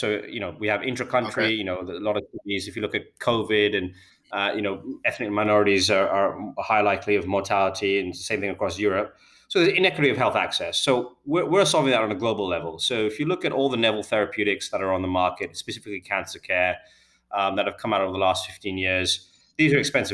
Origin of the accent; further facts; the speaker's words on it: United Kingdom; I'm a Brit